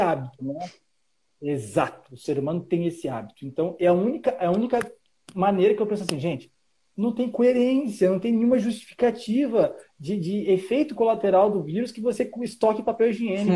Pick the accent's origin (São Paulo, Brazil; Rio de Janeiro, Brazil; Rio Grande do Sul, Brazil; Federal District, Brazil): Rio de Janeiro, Brazil; now in Santa Catarina, Brazil; eu sou do Rio de Janeiro e estou em Santa Catarina